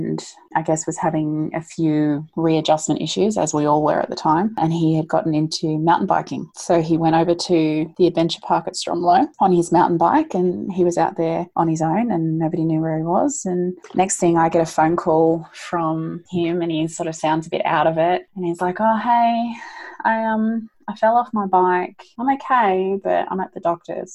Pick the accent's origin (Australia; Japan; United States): Australia; we're Australian